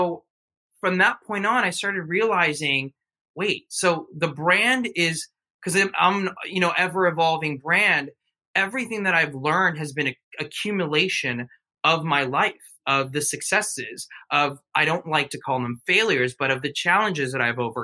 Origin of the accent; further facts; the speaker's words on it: United States; I was born in the United States, but my mom and dad are from Mexico.